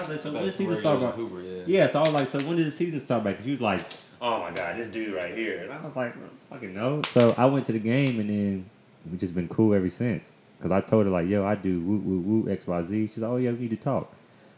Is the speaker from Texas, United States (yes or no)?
no; Winston-Salem, North Carolina, United States; I am originally from Winston-Salem, North Carolina